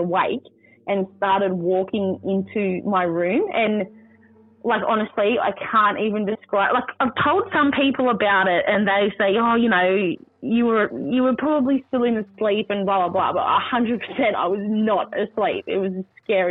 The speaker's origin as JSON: {"language": "English", "area": "Worimi country", "region": "New South Wales", "country": "Australia", "tie": "born or raised there", "moved": "yes", "lives_now": "Central Coast, Australia", "said": "I'm from Worimi country, which is Gloucester, Foster, Nelson Bay area. I've been brought up there all my life."}